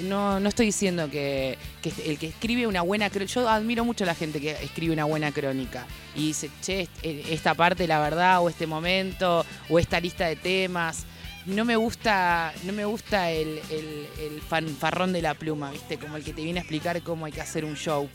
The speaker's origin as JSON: {"language": "Spanish", "town": "San Pedro", "region": "Buenos Aires Province", "country": "Argentina", "tie": "born or raised there", "moved": "yes", "said": "empecé chica en donde, en donde nací, que soy, soy de San Pedro."}